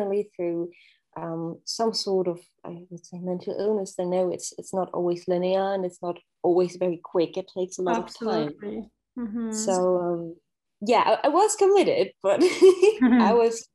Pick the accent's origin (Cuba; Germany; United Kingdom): Germany; moved away as an adult; I grew up in Germany with a single parent